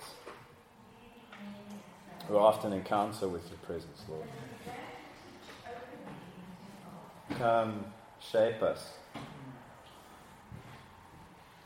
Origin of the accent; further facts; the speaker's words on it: Cape Town, Western Cape, South Africa; I'm from Cape Town, South Africa.